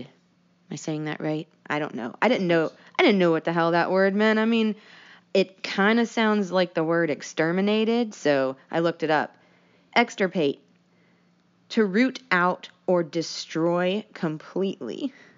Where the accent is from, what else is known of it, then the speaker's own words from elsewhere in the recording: United States; we're from the United States